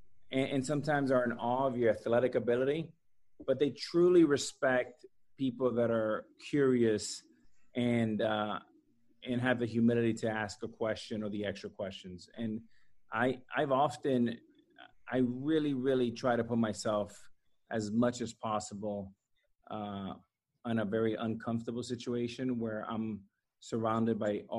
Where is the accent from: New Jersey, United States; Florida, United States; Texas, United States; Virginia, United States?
Florida, United States; Miami; moved away as an adult; also born or lived in Seattle; I came straight from Miami in high school to Seattle as an 18-year-old.